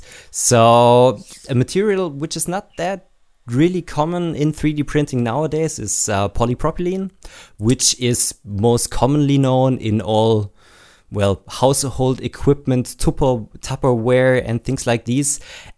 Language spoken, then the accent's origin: English; Baden-Württemberg, Germany; I am actually from Baden-Württemberg. I'm living just at the border, but not a Bavarian.